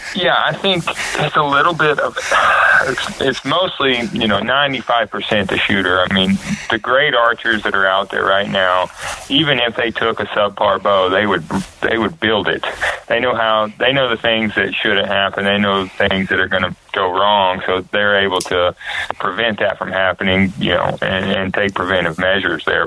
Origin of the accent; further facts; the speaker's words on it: North Carolina, United States; I was from North Carolina.